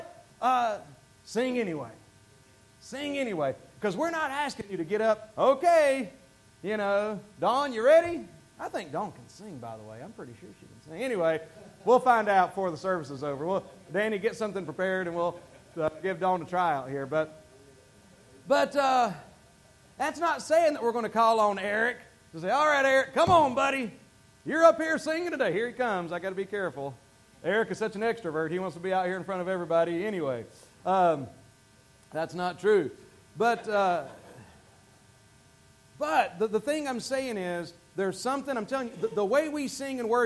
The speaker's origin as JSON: {"language": "English", "region": "the Bible Belt", "country": "United States", "tie": "born or raised there", "moved": "yes", "said": "I was raised in the Bible Belt."}